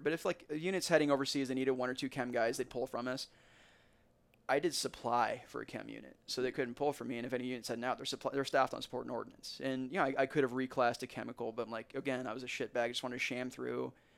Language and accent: English; Warrenton, United States; this is my hometown.